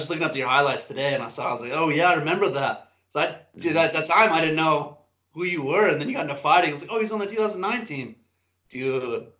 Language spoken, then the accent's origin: English; Mississippi, United States; moved away; I'm from Mississippi originally